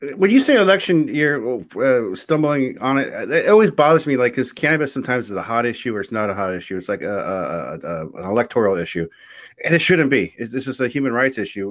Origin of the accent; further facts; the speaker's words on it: Oceanside, California, United States; I'm from Oceanside